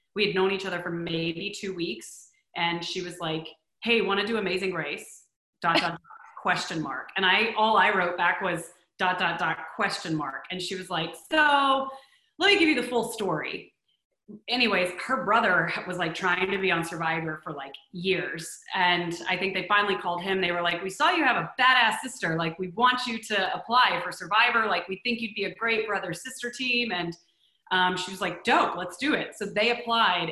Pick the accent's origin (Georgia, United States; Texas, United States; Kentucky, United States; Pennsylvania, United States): Texas, United States; also born or lived in New York City; now in Los Angeles, United States; growing up in Texas